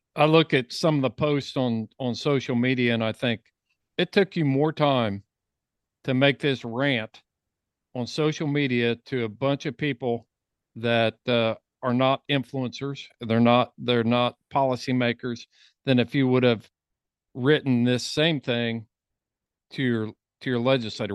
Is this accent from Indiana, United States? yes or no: yes; Indiana, United States; I'm from Indiana and not Colorado